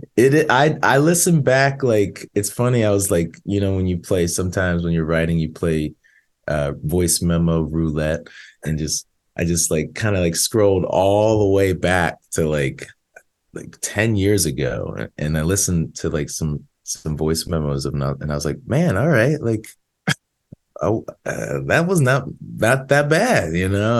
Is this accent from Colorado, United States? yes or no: no; outside Philadelphia, Pennsylvania, United States; now in Nashville, United States; I grew up outside Philly like 20 minutes outside of Philly